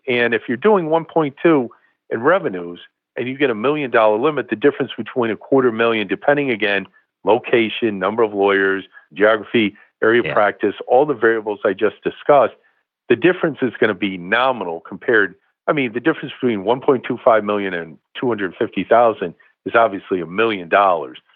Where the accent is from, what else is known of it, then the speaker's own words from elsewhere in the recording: Bangor, Maine, United States; I was born in Bangor, Maine